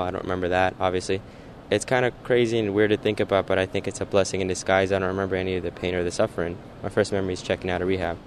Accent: Northern Virginia, United States; moved away as an adult; also born or lived in Dubai / Alexandria / Falls Church / Annandale; now in Los Angeles, United States; moved to D.C. when I was nine, and grew up there up until I was 22

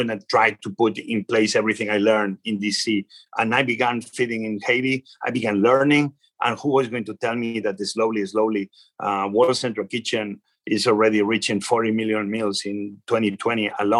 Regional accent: Spain; English is a second language; now in Washington, D.C., United States; I know where I come from. I come from Spain. You see my accent, everybody knows it

